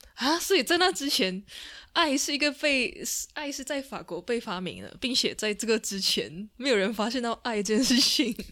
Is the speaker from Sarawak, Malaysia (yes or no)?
yes; Sarawak, Malaysia; 我们是来自沙拉越的赤道儿女